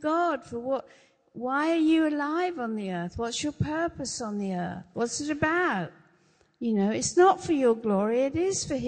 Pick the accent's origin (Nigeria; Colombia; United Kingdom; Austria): United Kingdom; England; We don't always, as English people, understand covenant. We don't. We don't really grow up with that.